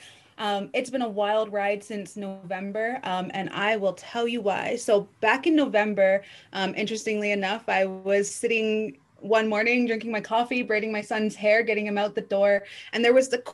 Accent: Blood Reserve, Alberta, Canada; I come from the Blood Reserve, which is a member of the Six Gate to Be, or the Blackfoot Confederacy

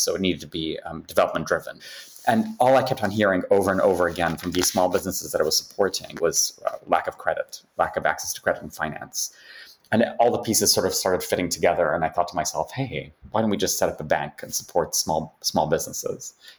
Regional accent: Ghana; also born or lived in United Kingdom; I'm Ghanaian, British Ghanaian. Moved back to Ghana about 10 years ago

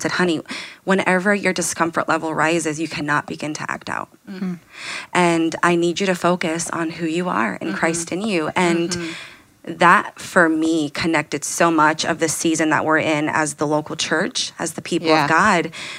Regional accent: Anchorage, Alaska, United States; I am actually from Anchorage, Alaska.

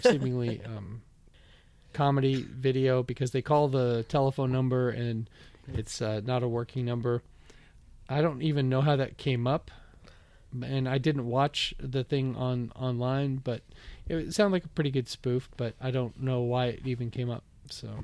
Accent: Bellevue, Washington, United States; moved away as an adult; also born or lived in Florida; I grew up in Bellevue on the east side of Seattle

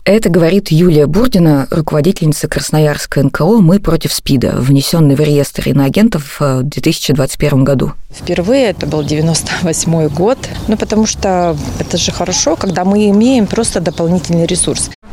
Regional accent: Novosibirsk, Novosibirsk Oblast, Russia; в Новосибирске, это мой родной город

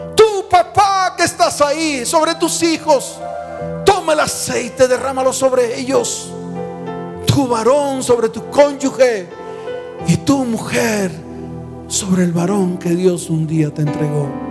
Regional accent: Santa Marta, Magdalena, Colombia; moved away; viajé a mi tierra, a Santa Marta

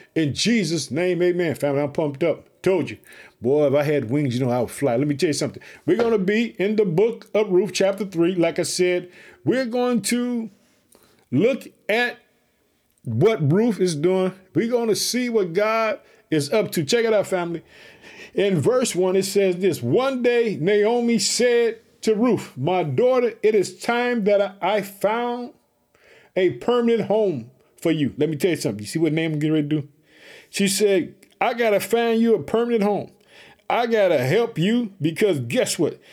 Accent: Chicago, Illinois, United States; In the state of Illinois, it's my hometown. I live in the city of Chicago

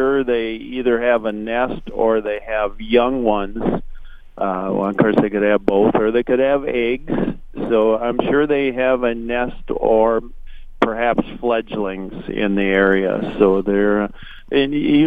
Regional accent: Minnesota, United States; I am from Minnesota

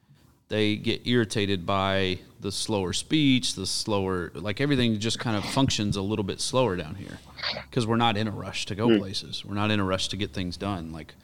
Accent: United States; I'm an American.

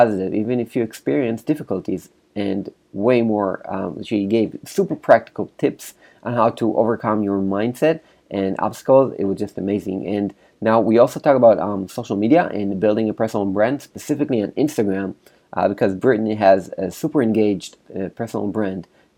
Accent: Israel; I'm from Israel

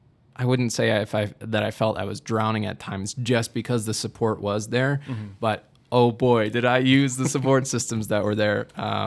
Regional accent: Midwest, United States; even though I'm from the Midwest, and obviously we are in the Midwest right now

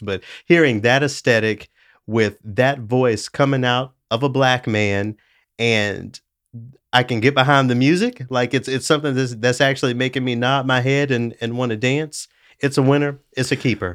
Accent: Tennessee, United States; I'm from Tennessee

